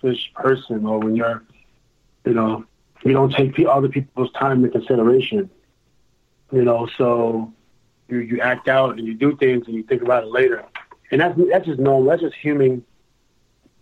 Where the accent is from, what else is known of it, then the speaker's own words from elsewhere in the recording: New York, United States; I'm from New York